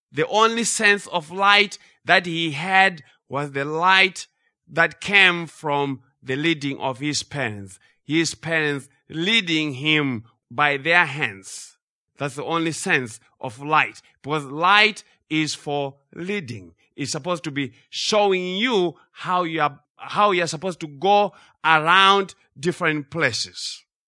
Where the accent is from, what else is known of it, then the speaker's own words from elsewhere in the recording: Zimbabwe; growing up in Zimbabwe